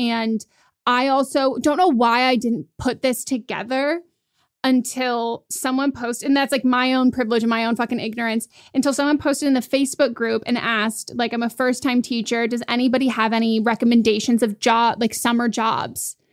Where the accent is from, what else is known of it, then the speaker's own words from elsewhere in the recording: Marin County, California, United States; I grew up in a very affluent area. I grew up in Marin County and I went to public schools there.